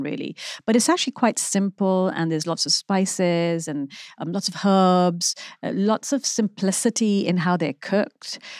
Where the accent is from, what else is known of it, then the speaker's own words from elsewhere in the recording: Pakistan; moved away as an adult; also born or lived in London; now in United Kingdom; growing up in Pakistan